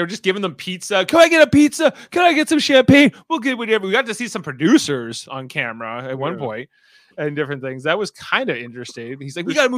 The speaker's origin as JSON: {"language": "English", "country": "Canada"}